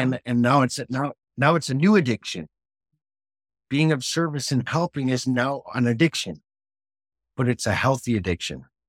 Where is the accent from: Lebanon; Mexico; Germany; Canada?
Canada; now in United Kingdom; everything I'm doing in the United Kingdom as the Canadian guy